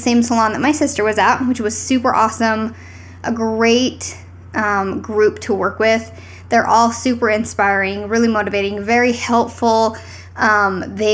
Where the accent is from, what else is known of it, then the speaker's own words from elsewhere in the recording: St. George, Utah, United States; now in Salt Lake City, United States; I'm from Utah